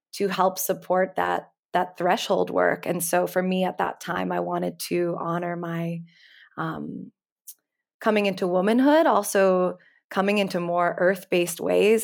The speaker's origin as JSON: {"language": "English", "town": "New York City", "region": "New York", "country": "United States", "tie": "born or raised there", "said": "growing up in New York City around eleven, twelve"}